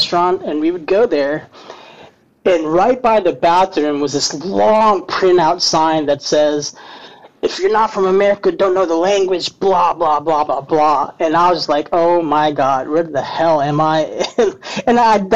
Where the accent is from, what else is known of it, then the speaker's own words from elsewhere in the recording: Louisville, Kentucky, United States; I'm from Louisville, Kentucky